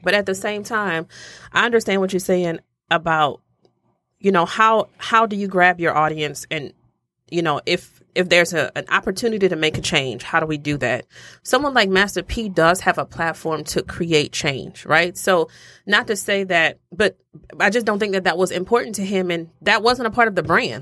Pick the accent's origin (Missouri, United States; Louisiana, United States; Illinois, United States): Louisiana, United States; I'm from Louisiana